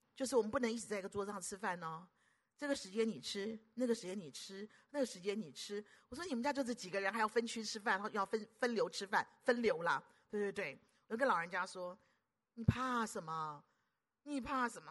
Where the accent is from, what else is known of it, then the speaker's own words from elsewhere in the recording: Taiwan; 我是，我是台湾本土的